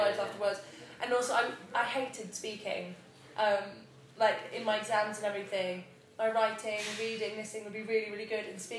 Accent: England, United Kingdom; first language Spanish; English is a second language; also born or lived in Bogota, Colombia; I was actually born in England, but that's just because my mum wanted.

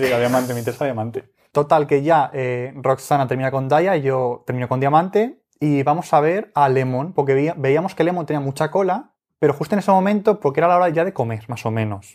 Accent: Spain; somos de España

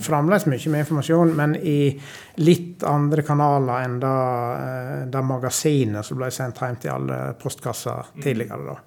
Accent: Sogn, Vestland, Norway; accent: sogning; moved away as an adult; now in Trøndelag, Norway; Jeg vokste opp i ei lita bygd på Vestlandet som heter Ortenvik.

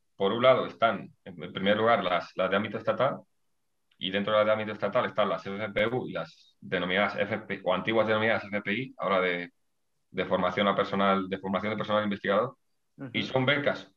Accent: Ávila, Castile and León, Spain; moved away as an adult; now in León, Spain; yo soy de, de Ávila

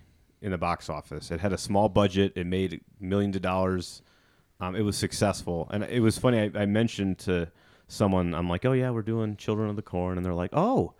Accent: Illinois, United States; I grew up in Illinois.

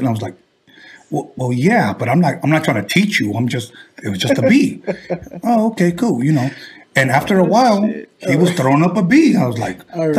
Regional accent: Wilmington, California, United States; I'm from the city of Wilmington, homie.

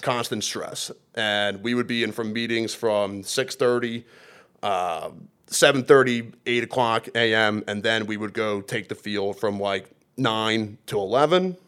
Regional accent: Churchville, Pennsylvania, United States; I'm from Lower Bucks County, Churchville, Pennsylvania

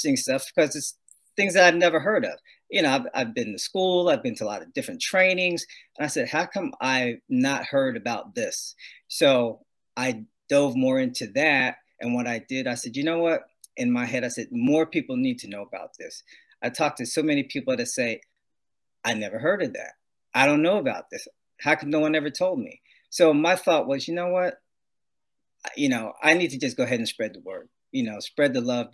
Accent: New Jersey, United States; moved away as an adult; now in California, United States; I was born and raised in New Jersey, and came out here to California via the U.S. Air Force

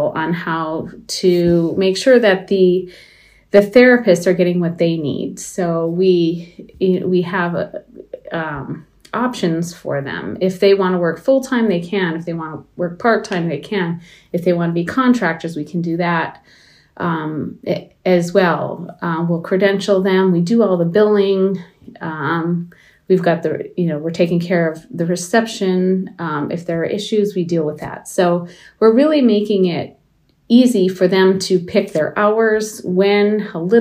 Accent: Baraga, Michigan, United States; I grew up in Baraga

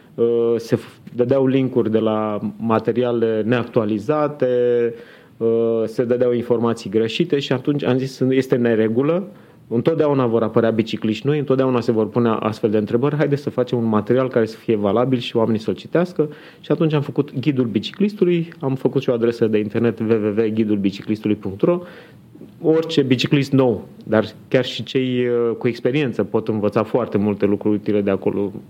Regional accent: Constanța, Constanța County, Romania; now in Bucharest, Romania; sunt născut în Constanța, acum pot să spun că sunt bucureștean

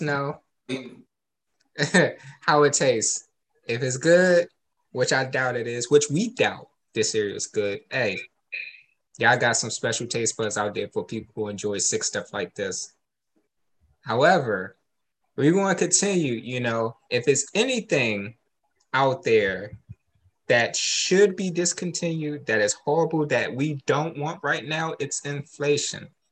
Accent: United States; I'm American too

